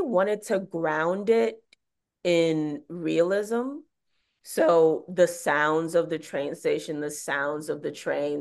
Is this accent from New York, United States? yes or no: yes; New York City, New York, United States; I'm from Bed-Stuy, so I've, like, grown up in the subway system